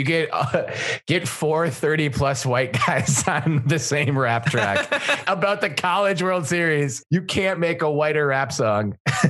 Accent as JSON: {"language": "English", "region": "Minnesota", "country": "United States", "said": "I'm from Minnesota"}